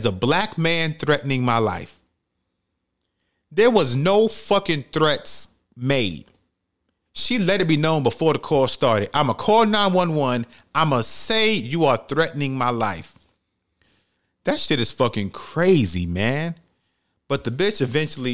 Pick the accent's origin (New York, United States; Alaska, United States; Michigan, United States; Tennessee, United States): New York, United States; New York City; I'm from New York City